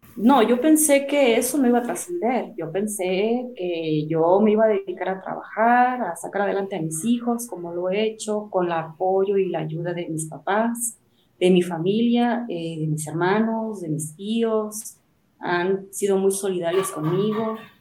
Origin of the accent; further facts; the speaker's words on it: Mexico City, Mexico; moved away; also born or lived in Chiapas; Yo soy de la Ciudad de México